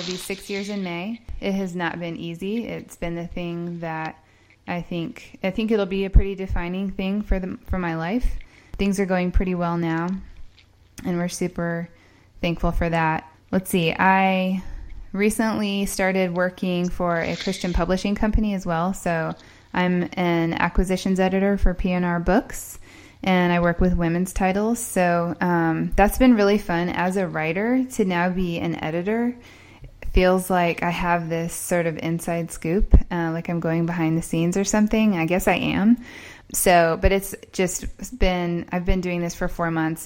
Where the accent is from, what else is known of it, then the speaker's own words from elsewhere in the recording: Indiana, United States; moved away as an adult; also born or lived in Columbia, South Carolina; which is not where I'm from, if you can tell by my accent. I'm mostly from Indiana.